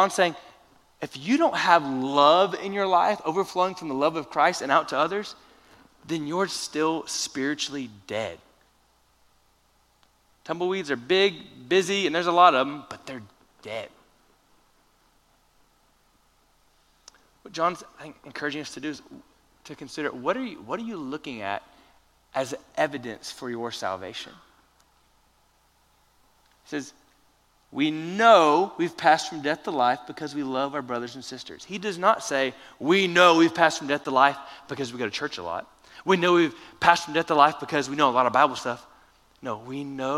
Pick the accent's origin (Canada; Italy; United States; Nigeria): United States; Florida; now in Lubbock, United States; I consider myself Texan now, but I grew up in Florida